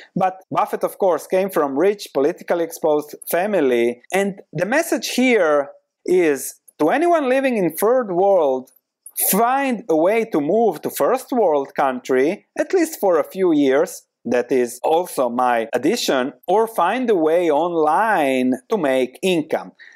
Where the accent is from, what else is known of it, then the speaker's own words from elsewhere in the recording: Croatia; moved away as an adult; also born or lived in London; now in Netherlands; I come from Croatia